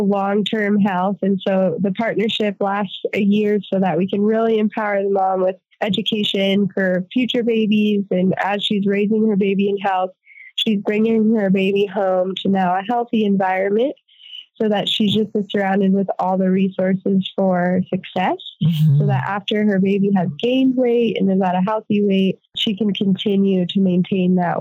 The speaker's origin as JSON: {"language": "English", "region": "Northern Colorado", "country": "United States", "tie": "born or raised there", "moved": "as an adult", "lives_now": "Guatemala", "said": "We're from Northern Colorado, born and raised, and we moved to rural Guatemala"}